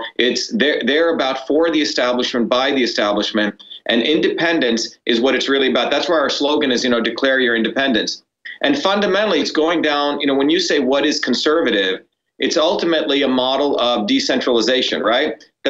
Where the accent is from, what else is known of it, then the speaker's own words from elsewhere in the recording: India; now in United States; when my parents and I came from India to here, there were two things, two principles that I think everyone can get around